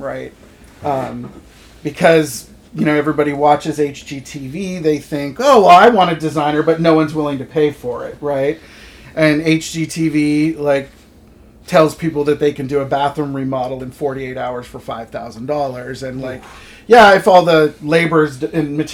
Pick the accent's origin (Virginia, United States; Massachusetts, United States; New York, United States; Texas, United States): Massachusetts, United States; moved away as an adult; also born or lived in Los Angeles / United Kingdom / San Francisco / Palm Springs; now in Pacific Northwest, United States; I was born in Massachusetts, where I lived until I was 18